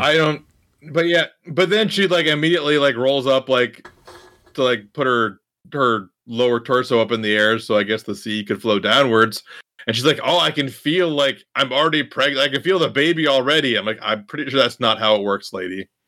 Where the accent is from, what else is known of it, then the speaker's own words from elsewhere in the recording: Iowa, United States; growing up in Iowa, in the country